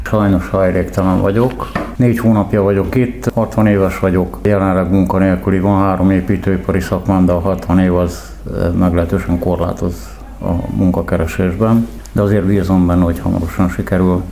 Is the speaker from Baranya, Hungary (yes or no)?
yes; Pécs, Baranya, Hungary; moved away as an adult; now in Budapest, Hungary; Születésileg nem, de 25 éve élek Budapesten. Amúgy Pécsi vagyok